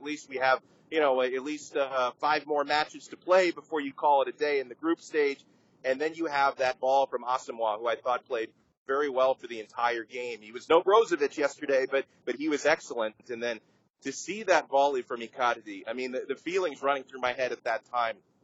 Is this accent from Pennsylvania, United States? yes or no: no; Miami, Florida, United States; I grew up, born and raised in Miami, Florida